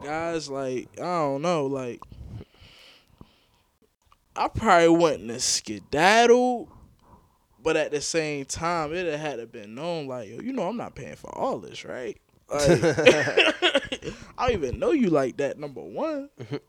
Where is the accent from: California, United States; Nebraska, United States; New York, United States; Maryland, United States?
Maryland, United States; Baltimore; I'm from Baltimore.